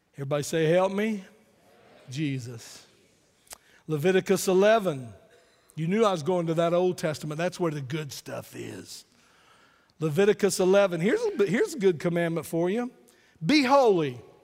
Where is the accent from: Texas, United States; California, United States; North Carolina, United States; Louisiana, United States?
North Carolina, United States; Wayne County; I'm from Wayne County, North Carolina